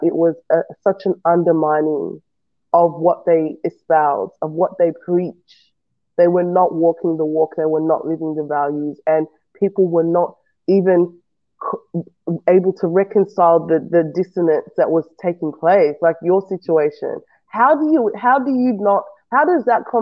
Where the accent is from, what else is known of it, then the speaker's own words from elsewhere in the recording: Australia; also born or lived in West Africa; I've come from a West African nation. I grew up in Australia, so Australia is pretty much what I know